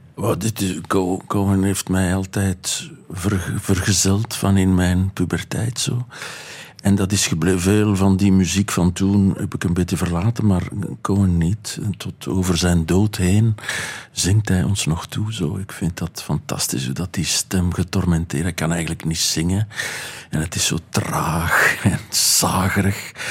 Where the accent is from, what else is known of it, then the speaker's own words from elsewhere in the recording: Boom, Flanders, Belgium; Ik kom uit Boom, uit Ruppelstreek, een gedepriveerde streek